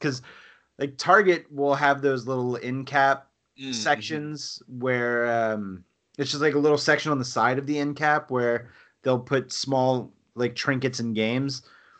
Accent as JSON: {"language": "English", "region": "Louisiana", "country": "United States", "accent": "Cajun", "moved": "yes", "said": "but I'm from South Louisiana. You probably don't hear it in my voice because whatever Cajun accent I had has been weeded out through just 20 plus years of living in North Georgia."}